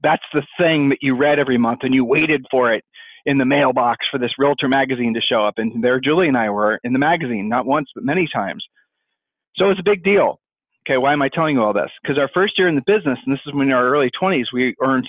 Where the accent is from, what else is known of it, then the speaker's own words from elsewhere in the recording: Ohio, United States; I'm from Ohio